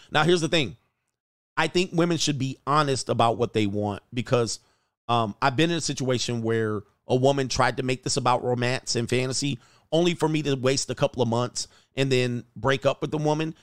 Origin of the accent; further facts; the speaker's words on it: United States; we as an American culture